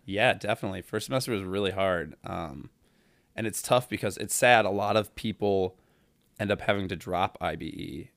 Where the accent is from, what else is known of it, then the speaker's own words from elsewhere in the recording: Toledo, Ohio, United States; I'm from Toledo, Ohio